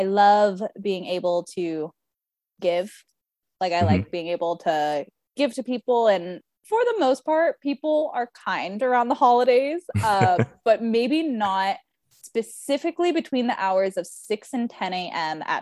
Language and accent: English; California, United States; I come from California.